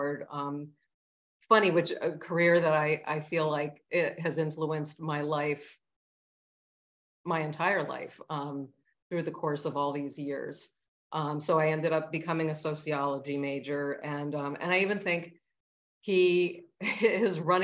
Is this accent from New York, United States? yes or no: yes; Plattsburgh, New York, United States; I grew up in Plattsburgh, New York, and a family of six